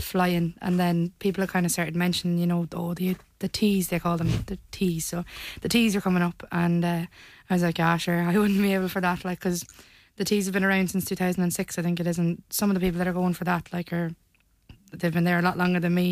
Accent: Leitrim, Connacht, Ireland; moved away as an adult; now in Tenerife, Spain; whenever I came back home to Leitrim

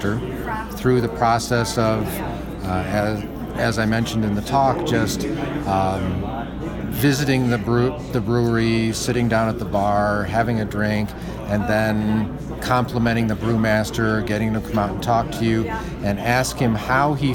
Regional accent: Chicago, Illinois, United States; now in Colorado, United States; I grew up in Chicago and my father and grandfather both drank Hams, I heard that as a kid

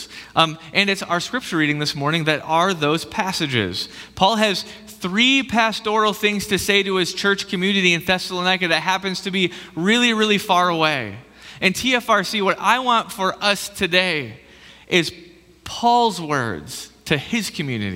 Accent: Michigan, United States; moved away as an adult; now in Idaho, United States; I'm from like the other Dutch area called Michigan. That's where I came from.

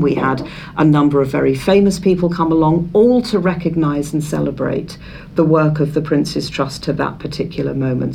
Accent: Isle of Wight, South East England, United Kingdom; we were growing up on the Isle of Wight.

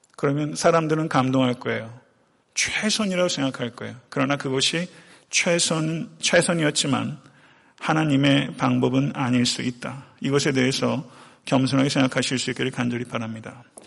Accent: Buyeo, South Chungcheong, South Korea; moved away; 제 고향 부여에도 이런 작은 개울들이 많아요.

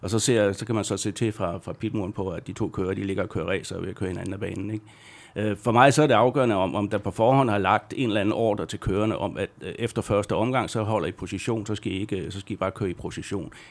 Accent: Denmark; Øh, og som dansker, så synes jeg selvfølgelig, det var fantastisk.

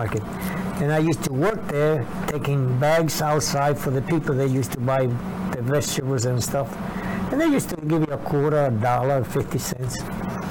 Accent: Panama; moved away as an adult; also born or lived in New York City; now in United States; I grew up in Panama, but 300 miles away

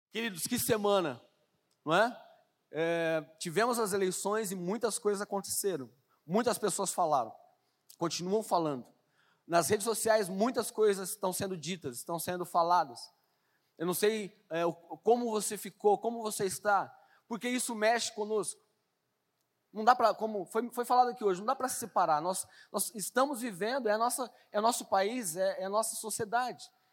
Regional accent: Brazil; eu sou brasileiro também

